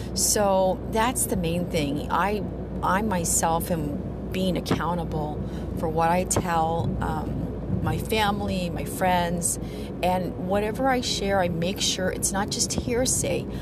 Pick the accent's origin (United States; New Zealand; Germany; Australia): United States; the Ozarks, southern Missouri; moved away as an adult; now in San Diego, United States; I grew up on a farm in southern Missouri uh, in the Ozarks